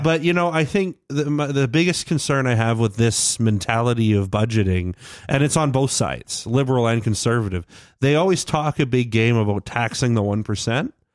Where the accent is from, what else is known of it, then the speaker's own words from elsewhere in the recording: Canada; I'm Canadian